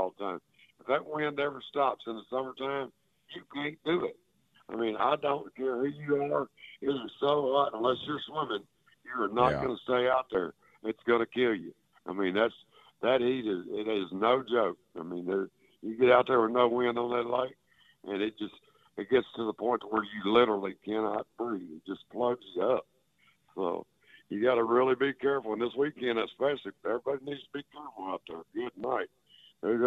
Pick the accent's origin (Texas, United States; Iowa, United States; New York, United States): Texas, United States; where I grew up down here in Texas